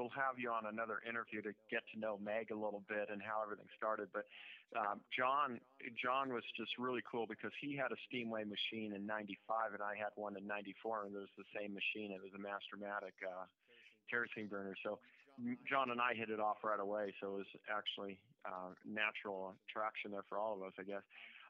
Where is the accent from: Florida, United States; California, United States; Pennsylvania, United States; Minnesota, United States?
California, United States; Southern; I'm from Southern California, so we had Miller's down there in Orange County.